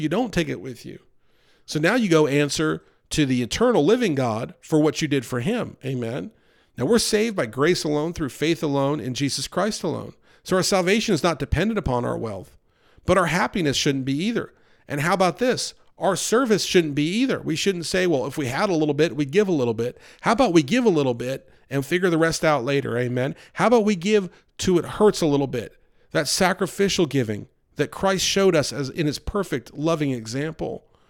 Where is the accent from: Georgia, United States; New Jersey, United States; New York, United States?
New York, United States; Growing up outside of New York City, I saw a lot of homelessness and poverty.